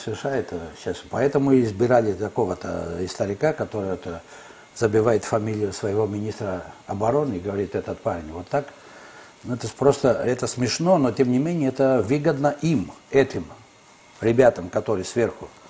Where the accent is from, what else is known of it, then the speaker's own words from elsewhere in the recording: Greece; moved away as an adult; also born or lived in Kyiv, Ukraine; моя страна, где я родился и вырос